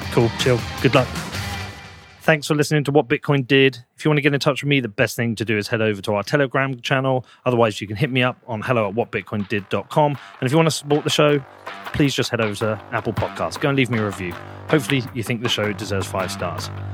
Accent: United Kingdom; moved away; I'm actually a British person

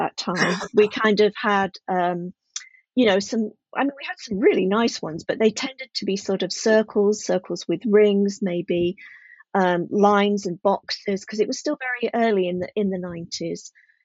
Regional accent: just outside of Sheffield, Yorkshire and the Humber, United Kingdom; also born or lived in Midlands / Leicestershire; now in South of England, United Kingdom; I grew up just outside of Sheffield

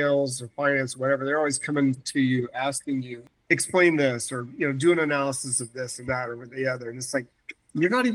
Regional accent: Florida, United States; moved away as an adult; also born or lived in Minnesota; now in Phoenix, United States; I couldn't deal with Minnesota since growing up in Florida

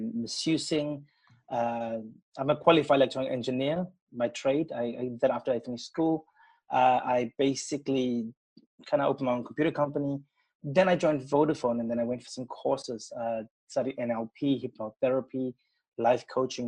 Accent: Durban, KwaZulu-Natal, South Africa; moved away as an adult; now in England; I was born in Durban.

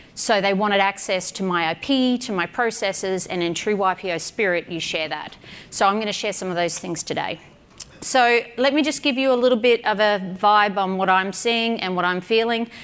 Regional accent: Australia; I'm an Aussie

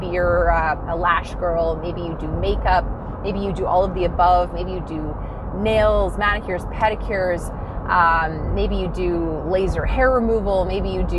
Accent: Dawson Creek, British Columbia, Canada; moved away as an adult; also born or lived in Grande Prairie, Alberta; I'm from Dawson Creek, BC originally. I lived in Grand Prairie, Alberta for 9 years. Whenever I come up north to my homeland where I you know, basically grew up and lived through my 20s in Grand Prairie

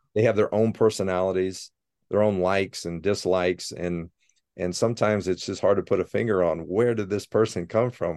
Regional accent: Sidney, Ohio, United States; moved away as an adult; also born or lived in Cincinnati, Ohio; now in Ann Arbor, United States; I was born and raised in Sydney, Ohio

